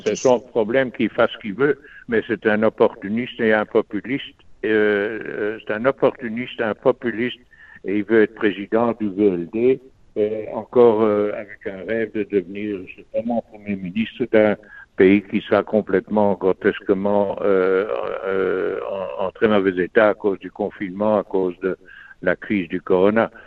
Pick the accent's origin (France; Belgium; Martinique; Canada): Belgium; on vit dans un pays où on est tous des Belges